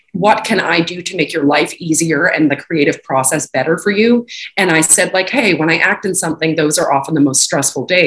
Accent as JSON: {"language": "English", "country": "Canada", "tie": "born or raised there", "moved": "yes", "said": "when I grew up and went to school, you know, high school in Canada"}